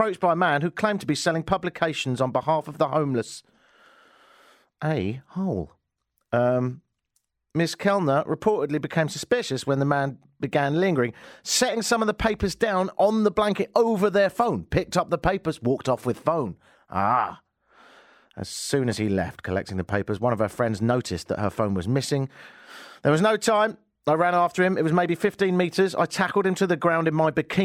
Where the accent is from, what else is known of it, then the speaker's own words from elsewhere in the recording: Brighton, South East England, United Kingdom; now in Toronto, Canada; my hometown of Brighton.